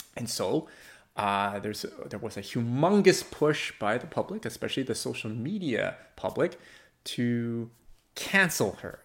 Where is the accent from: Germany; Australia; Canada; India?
Canada; I do value being a Canadian.